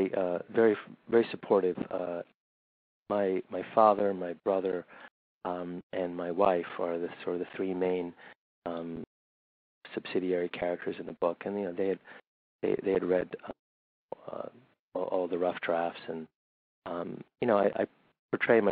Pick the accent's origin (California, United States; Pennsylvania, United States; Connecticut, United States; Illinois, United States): California, United States; Riverside; also born or lived in New Delhi, India / London, United Kingdom / Lexington, Kentucky / Berkeley, California; I grew up in Riverside, which is a suburb in Southern California